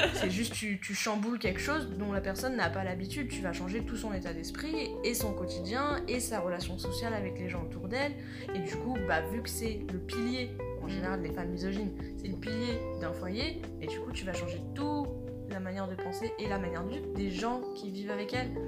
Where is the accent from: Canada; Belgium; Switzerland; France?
France; on est français